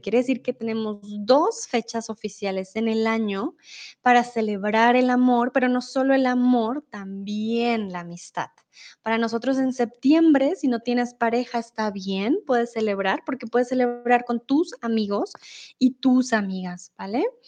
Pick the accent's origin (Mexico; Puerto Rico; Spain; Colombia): Colombia; Bogotá; Yo vengo de Colombia, soy de Bogotá